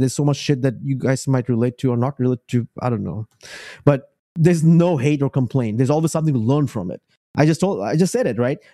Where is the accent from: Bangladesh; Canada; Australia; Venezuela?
Bangladesh; moved away as an adult; also born or lived in Richmond, Virginia; now in Spotsylvania, United States; I come from Bangladesh, moved into the United States in 2008.